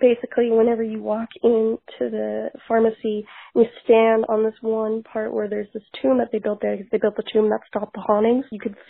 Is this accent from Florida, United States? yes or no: yes; Florida, United States; Hey, y'all. Okay … I'm from Florida.